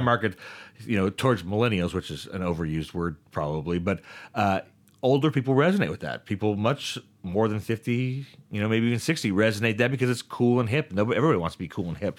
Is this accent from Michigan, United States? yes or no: no; Stockton, California, United States; I grew up in this town